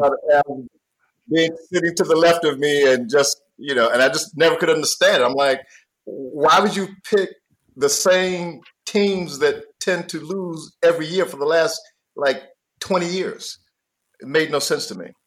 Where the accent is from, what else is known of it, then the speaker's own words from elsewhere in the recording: North Carolina, United States; I'm from North Carolina